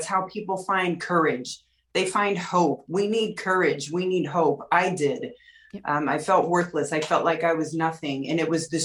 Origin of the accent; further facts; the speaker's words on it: St. Louis, Missouri, United States; I grew up in St. Louis, Missouri, in a loving family